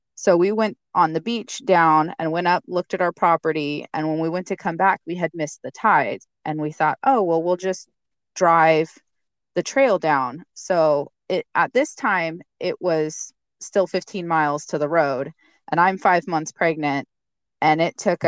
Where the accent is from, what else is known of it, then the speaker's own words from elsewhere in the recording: Eastern Washington, United States; moved away as an adult; now in Alaska, United States; my husband and I are uh, actually from Washington State. We we're both born and raised. Uh, I'm from Eastern Washington, the desert side